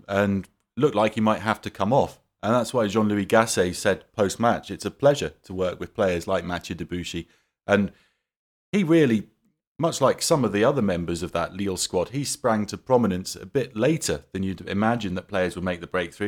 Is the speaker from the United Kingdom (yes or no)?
yes; United Kingdom; growing up in Britain